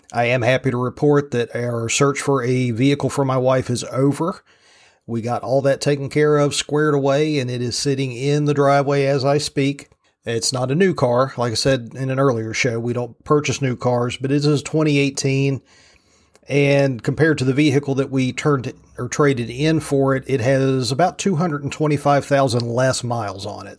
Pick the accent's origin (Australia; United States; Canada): United States; from Roanoke west, rural Virginia; I grew up on the rural side of Virginia